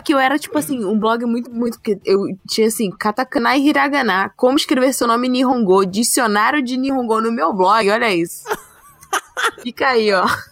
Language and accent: Portuguese; Rio de Janeiro, Brazil; Sou carioca